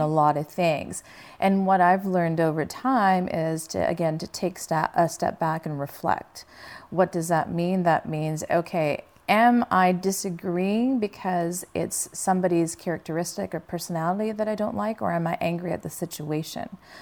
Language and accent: English; Canada; moved away as an adult; now in Los Angeles, United States; I grew up in Canada